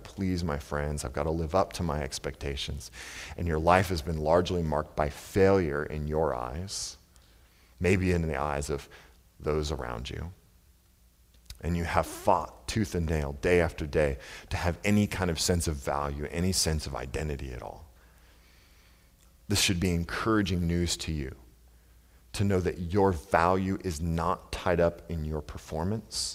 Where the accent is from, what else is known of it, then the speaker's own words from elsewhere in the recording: the Northwest, Pacific Northwest, United States; I grew up in the Northwest